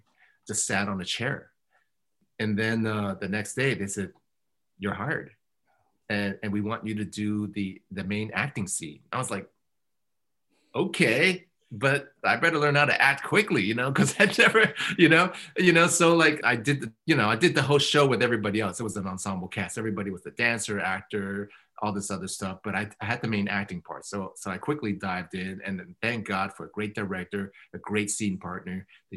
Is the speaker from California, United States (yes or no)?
yes; Oakland, California, United States; also born or lived in Berkeley, California; I was born in Oakland in 1964, and then my parents, you know, moved and bought the archetypal restaurant, Chinese restaurant, in the middle of nowhere in the 70s, late 70s. But I moved back and I graduated from Skyline High in 82